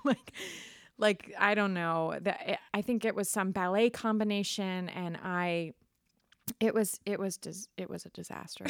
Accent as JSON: {"language": "English", "town": "Middlebury", "region": "Vermont", "country": "United States", "tie": "born or raised there", "also_born_or_lived": "California / New York", "moved": "as an adult", "said": "I'm originally from Vermont, Middlebury"}